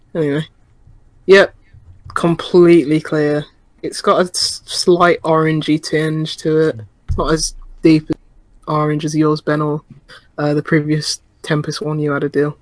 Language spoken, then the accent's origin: English; United Kingdom; As a Brit